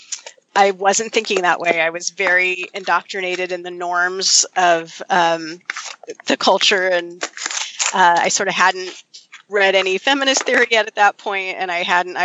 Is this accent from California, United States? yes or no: yes; Berkeley, California, United States; I grew up in Berkeley